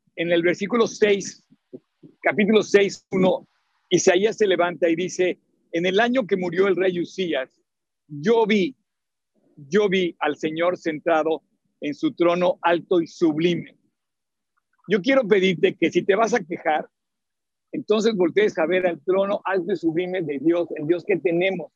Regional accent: Mexico; soy mexicano

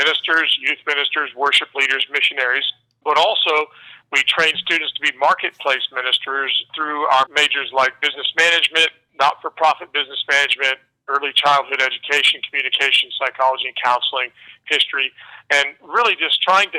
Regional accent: Northeast Indiana, United States; moved away as an adult; now in Michigan, United States; I grew up in Northeast Indiana on a small farm outside of a little town

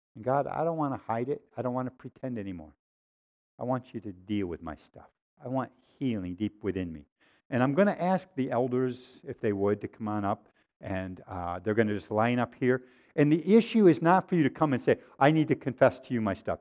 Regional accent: Waterloo, New York, United States; growing up in Waterloo, New York

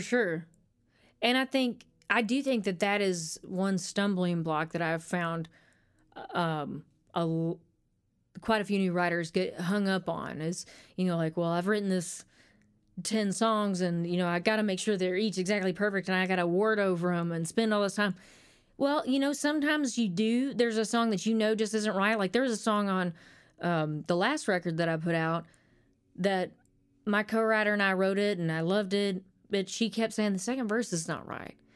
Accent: Conway, Arkansas, United States; moved away; also born or lived in Little Rock, Arkansas / North Little Rock, Arkansas / Hot Springs, Arkansas / Nashville, Tennessee; went to Conway for most of my, my rearing years

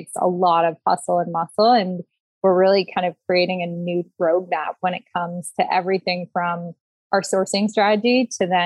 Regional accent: Washington, District of Columbia, United States; also born or lived in Berkeley, California; I was born in Berkeley, grew up in the DC area

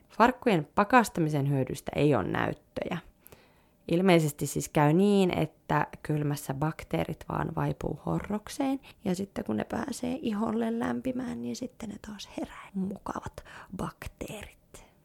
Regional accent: Liminka, North Ostrobothnia, Finland; minä muistan, kun vein mun lempisammarit lukuisten paikkausten jälkeen roskikseen Limingassa, mistä mä oon kotoisin

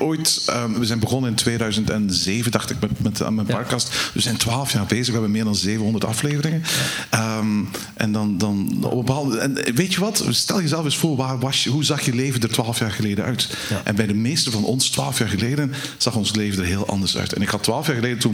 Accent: Belgium; als Belgen zullen wij

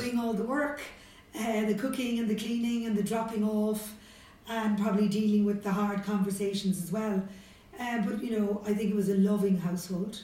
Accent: Cork, Munster, Ireland; I grew up in Beaumont Drive in Blackrock, which is in in the city.

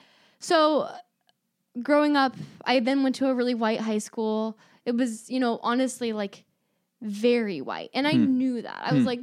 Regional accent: Gold River, California, United States; I knew I grew up in the Gold River bubble.

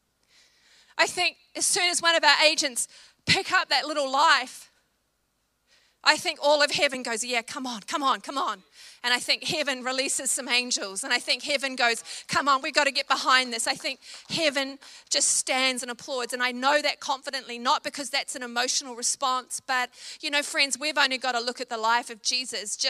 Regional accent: New Zealand; I'm a Kiwi

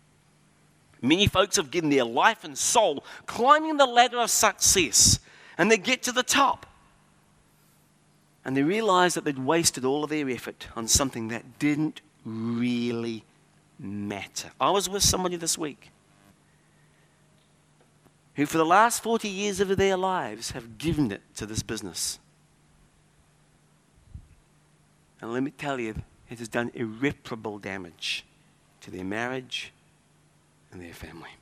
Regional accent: California, United States; moved away; My home state is the fifth largest economy in the world and is bankrupt

